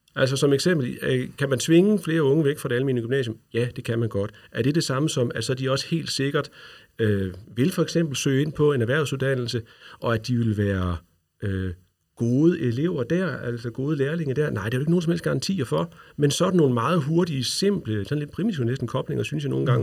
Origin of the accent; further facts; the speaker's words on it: Løkken, North Denmark Region, Denmark; also born or lived in Brønderslev; Jeg er fra Nordjylland, jeg er fra Lykken, øh, hvor jeg er gået i folkeskole